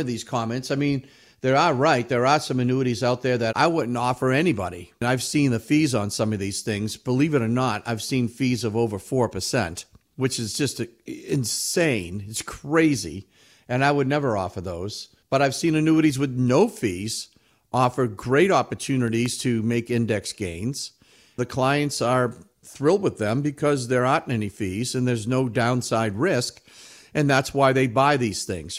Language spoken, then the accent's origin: English; New England, United States; we're from New England. We're all skeptics up here.